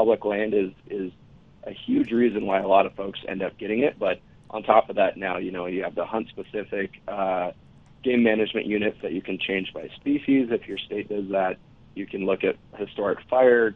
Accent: Montana, United States; I grew up in Montana. I've hunted in Montana all my life

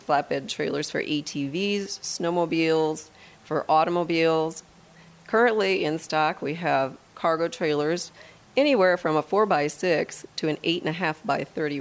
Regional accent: Midwest, United States; moved away as an adult; now in Wheat Ridge, United States; I'm actually from the Midwest

